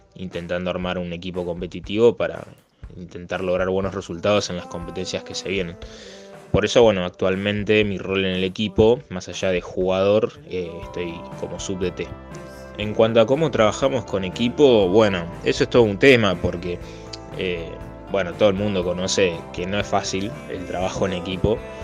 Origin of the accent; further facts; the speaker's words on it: Concordia, Entre Ríos, Argentina; soy de Concordia Entre Ríos